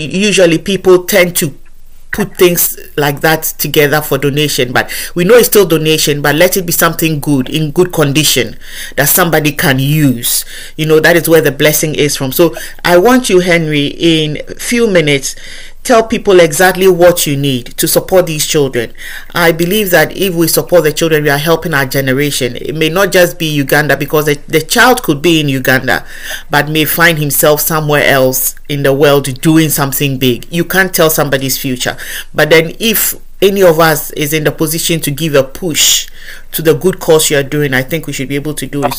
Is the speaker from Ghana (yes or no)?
yes; Ghana; moved away; where I come from, Ghana. I'm originally from Ghana